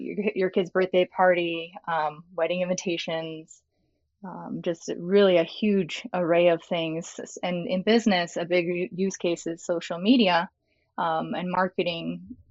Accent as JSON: {"language": "English", "town": "Los Angeles", "region": "California", "country": "United States", "tie": "born or raised there", "moved": "as an adult", "lives_now": "Austin, United States", "said": "I'm here in Austin, Texas now, but I actually grew up in Los Angeles, California. I spent my life there"}